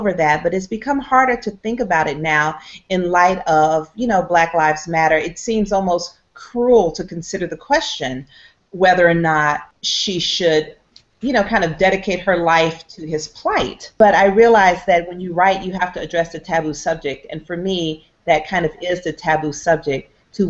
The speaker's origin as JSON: {"language": "English", "town": "Atlanta", "region": "Georgia", "country": "United States", "tie": "born or raised there", "said": "I was from Atlanta, so I didn't want to go to school in Atlanta."}